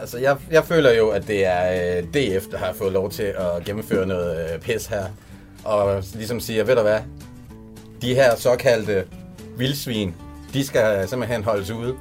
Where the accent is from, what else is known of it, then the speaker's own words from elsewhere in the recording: Jutland, Denmark; now in Copenhagen, Denmark; som jyde